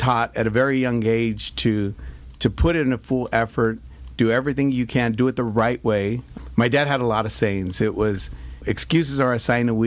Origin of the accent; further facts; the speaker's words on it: Stockton, California, United States; I grew up in Stockton, California, Northern California